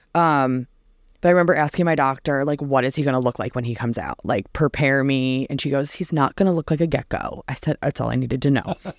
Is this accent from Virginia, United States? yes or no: no; New Jersey, United States; moved away; born and raised in New Jersey